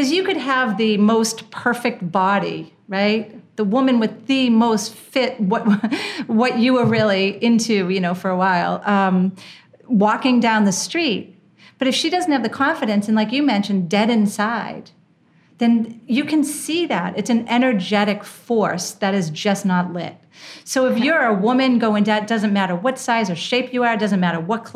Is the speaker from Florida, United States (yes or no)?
no; Boston, Massachusetts, United States; also born or lived in Manhattan / Washington, D.C.; now in Costa Rica; where I grew up in Boston.